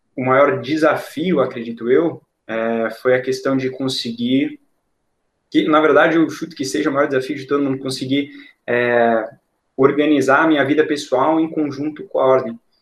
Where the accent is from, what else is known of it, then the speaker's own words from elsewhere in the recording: Balneário Camboriú, Santa Catarina, Brazil; also born or lived in Passo Fundo, Rio Grande do Sul; Eu vim morar em Balneário Camboriú quando eu tinha aproximadamente uns seis anos, cinco para seis anos, no ano de 2002. E desde então eu cresci aqui